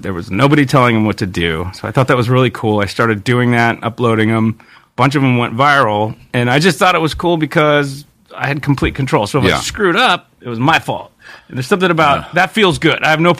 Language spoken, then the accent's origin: English; Yosemite, California, United States; moved away; I'm the only kid of that generation in my town, because I came from Yosemite, that had movies.